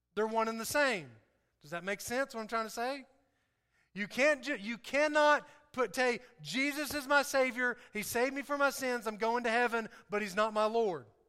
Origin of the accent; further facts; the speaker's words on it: the South, United States; I talk different, um, I, I act different, uh, in, in some ways because I'm from the South